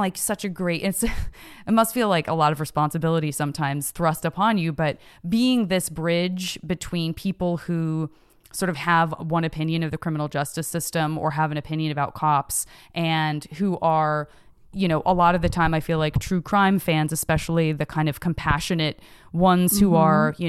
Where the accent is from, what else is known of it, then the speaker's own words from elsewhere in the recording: Tucson, Arizona, United States; growing up in Tucson, Arizona, to public school teachers